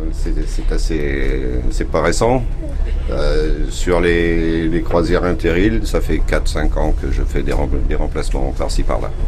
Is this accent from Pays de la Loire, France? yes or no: no; La Rochelle, Nouvelle-Aquitaine, France; chez nous à La Rochelle